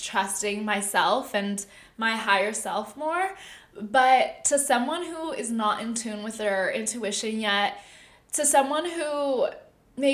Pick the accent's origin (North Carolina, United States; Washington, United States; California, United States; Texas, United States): California, United States; Southern; now in San Francisco, United States; I'm from SoCal